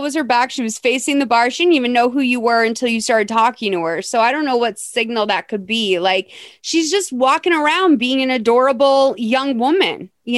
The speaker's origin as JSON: {"language": "English", "country": "Venezuela", "tie": "born or raised there", "second_language": "English", "said": "And this is what I'm used to growing up in Venezuela. Christmas was in warmer climates, so we didn't have proper Christmas trees at that time of the year"}